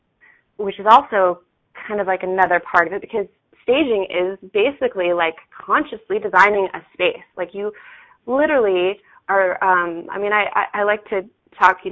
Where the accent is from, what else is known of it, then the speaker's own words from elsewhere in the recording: Salt Lake City, Utah, United States; I was born and raised in Salt Lake City, Utah. Yeah, and I actually still live here.